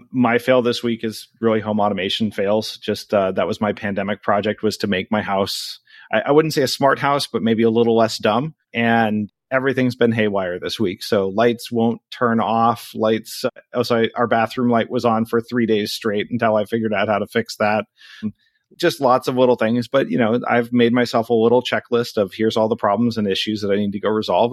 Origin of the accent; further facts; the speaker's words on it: Anchorage, Alaska, United States; moved away as an adult; now in South Florida, United States; I'm originally from Anchorage, Alaska. I was born and raised. I grew up there and then I left for college and I haven't lived there since